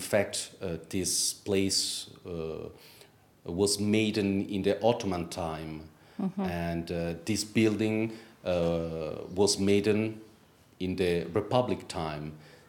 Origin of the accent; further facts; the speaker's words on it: Italy; English is a second language; In Italy. I grew up in Italy.